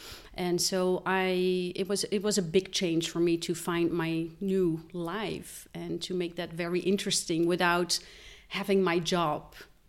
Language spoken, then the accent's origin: English; Netherlands; now in Switzerland; No, I am Belgium. I have Belgian parents, okay, but I grew up in Holland.